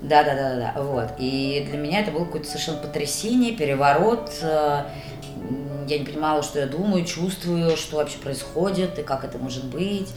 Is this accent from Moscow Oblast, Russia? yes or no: yes; Nakhabino, Moscow Oblast, Russia; я вообще девочка из Нахабина